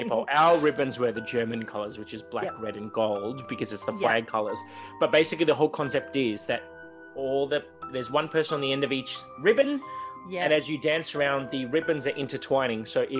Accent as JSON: {"language": "English", "area": "the Garden State", "region": "Victoria", "country": "Australia", "said": "obviously I'm from the Garden State."}